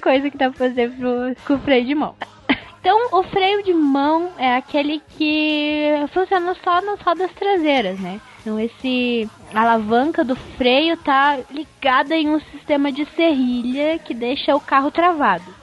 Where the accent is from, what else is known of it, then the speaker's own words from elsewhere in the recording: Minas Gerais, Brazil; eu sou de Minas